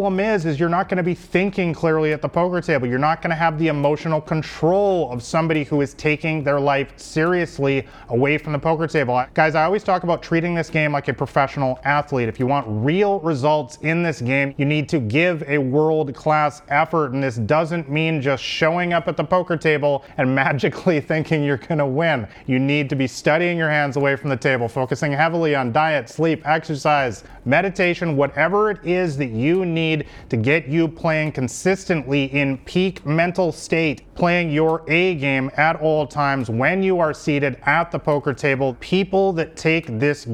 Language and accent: English; Vancouver, British Columbia, Canada; moved away as an adult; also born or lived in Thailand; I come from Vancouver, one of the most beautiful cities in the world